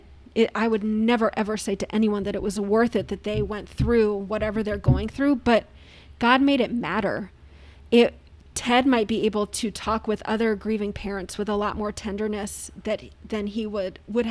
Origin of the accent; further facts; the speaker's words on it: Philadelphia, Pennsylvania, United States; moved away as an adult; also born or lived in Princeton, New Jersey; now in Fort Dodge, United States; I grew up in Philadelphia.